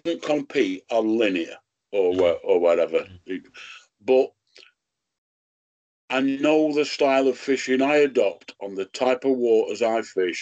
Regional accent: Rotherham, Yorkshire and the Humber, United Kingdom; I come from Rotherham

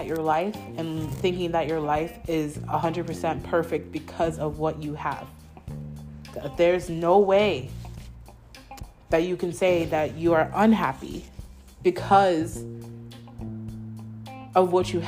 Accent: New York, United States; moved away as an adult; I was born in New York. I was raised in New York.

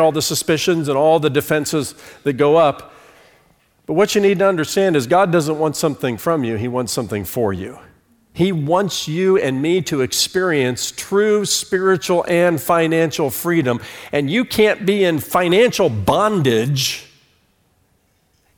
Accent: Fort Wayne, Indiana, United States; born or raised there; moved away as an adult; also born or lived in New York City / Charlotte, North Carolina

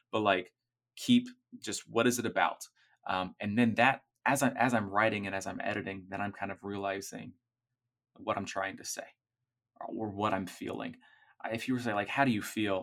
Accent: Orlando, Florida, United States; I grew up in Orlando.

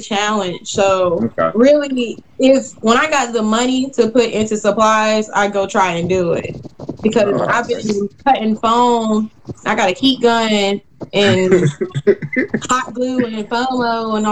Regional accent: Columbia, South Carolina, United States; moved away; I'm from Columbia, South Carolina

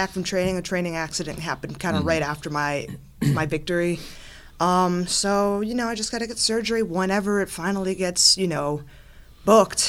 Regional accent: Philadelphia, Pennsylvania, United States; moved away; I'm from Philadelphia originally

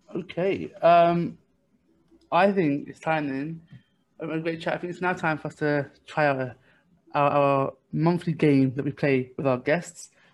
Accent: London, United Kingdom; I'm also from East London myself

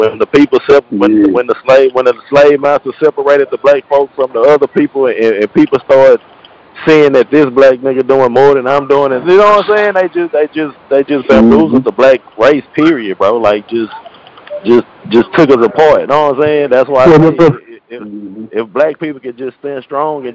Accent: Houston, Texas, United States; I'm basically from South Park, man. 33 years old, you know. Basically, typical kid growing around in, you know, South Park area.

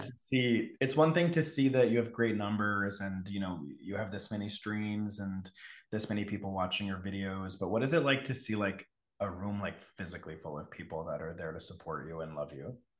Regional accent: Connecticut, United States; I grew up in Connecticut

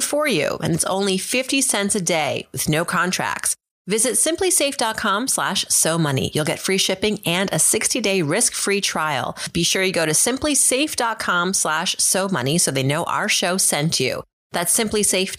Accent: Worcester, Massachusetts, United States; I was born in Worcester, Massachusetts, but I'm 1 degree from Shiraz

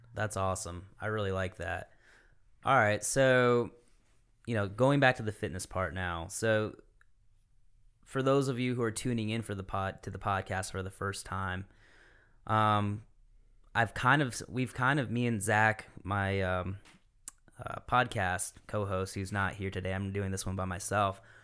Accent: Michigan, United States; moved away as an adult; now in Greenville County, United States; I'm originally from Michigan

